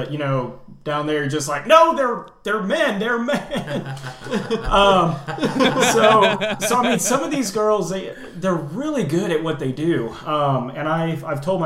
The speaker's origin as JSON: {"language": "English", "region": "Southern Indiana", "country": "United States", "said": "I'm from Southern Indiana, so it's really conservative down there"}